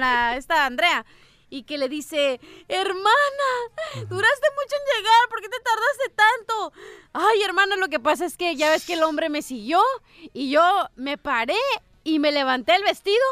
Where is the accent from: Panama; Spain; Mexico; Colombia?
Mexico; Yo soy mexicana